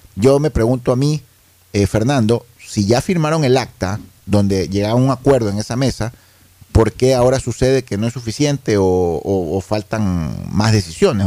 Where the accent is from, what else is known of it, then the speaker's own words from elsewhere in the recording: Ecuador; como ecuatorianos